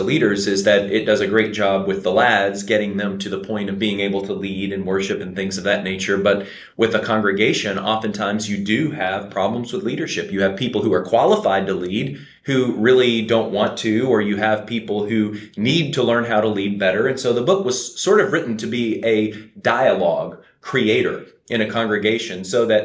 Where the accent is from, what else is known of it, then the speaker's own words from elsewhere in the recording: Kentucky, United States; moved away as an adult; also born or lived in Cincinnati, Ohio; now in Henderson, United States; originally I'm from Kentucky.